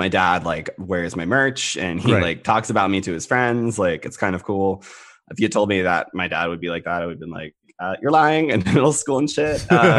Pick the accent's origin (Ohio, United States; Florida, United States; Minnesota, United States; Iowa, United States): Florida, United States; Jacksonville; born there; also born or lived in Guam / California / Rhode Island; I'm a Navy brat. So I was born in Jacksonville, Florida. And then after that, we've moved around every two some odd years. I lived on Guam, California, Rhode Island.